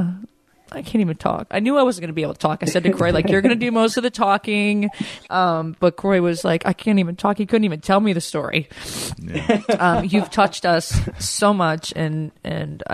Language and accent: English; Connecticut, United States; moved away as an adult; now in Georgia, United States; I grew up up there and went to UConn